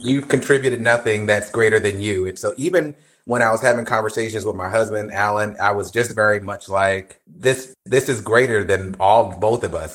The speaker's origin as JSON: {"language": "English", "region": "New Jersey", "country": "United States", "said": "I'm from Jersey."}